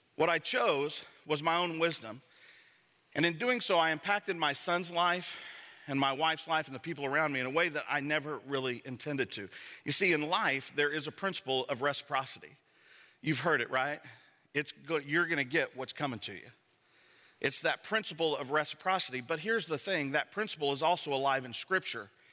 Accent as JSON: {"language": "English", "town": "Savannah", "region": "Georgia", "country": "United States", "said": "I'm from Savannah, Georgia"}